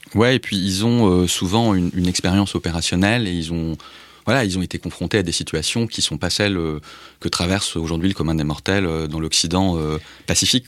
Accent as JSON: {"language": "French", "country": "France", "said": "je suis français"}